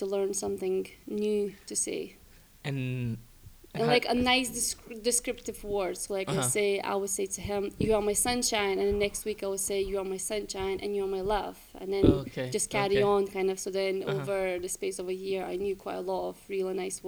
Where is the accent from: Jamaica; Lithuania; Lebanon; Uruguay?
Lithuania; English is a second language; moved away as an adult; now in Glasgow, United Kingdom; I'm from Lithuania, and I've been living in UK, Scotland, for last, I think, 8 years? No, I'm lying, seven. 7 years, yes.